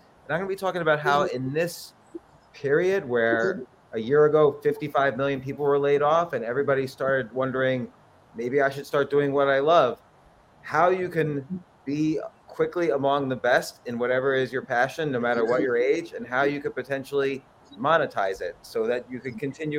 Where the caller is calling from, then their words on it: Atlanta, Georgia, United States; I'm calling in from Atlanta, Georgia.